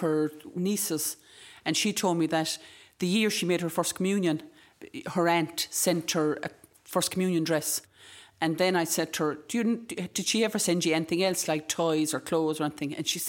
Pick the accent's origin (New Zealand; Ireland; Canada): Ireland; Ennis, Munster; moved away as an adult; now in Inishmaan, Ireland; I'm originally from Ennis. And I moved to the island 30 years ago because I was the public health nurse.